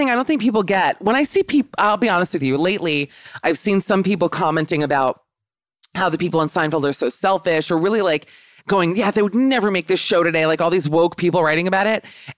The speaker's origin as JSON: {"language": "English", "town": "Aventura", "region": "Florida", "country": "United States", "said": "I'm from South Boca, which is Aventura"}